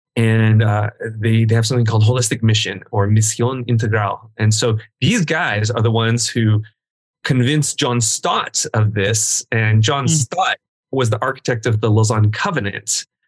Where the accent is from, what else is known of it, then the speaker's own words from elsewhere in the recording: Southern California, United States; also born or lived in Guam; because I grew up in Southern California, you know, the Latino culture is part of me as well